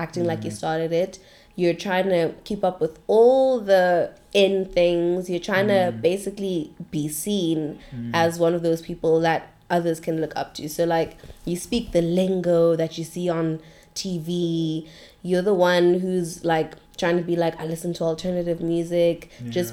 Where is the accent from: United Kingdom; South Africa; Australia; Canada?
South Africa; Johannesburg, Gauteng; moved away; also born or lived in Cape Town